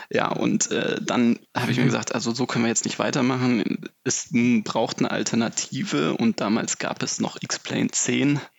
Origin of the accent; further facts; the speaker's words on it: Lübeck, Schleswig-Holstein, Germany; now in Hamburg, Germany; Äh, begann im Prinzip im Norden in Lübeck äh, und in Hamburg, da wo ich jetzt, oder im Großraum Hamburg, wo ich wohne.